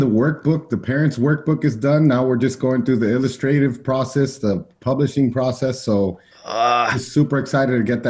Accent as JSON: {"language": "English", "town": "Miami", "region": "Florida", "country": "United States", "tie": "born or raised there", "said": "I grew up in Miami, Florida. My parents both emigrated from Cuba in the 1960s at different times"}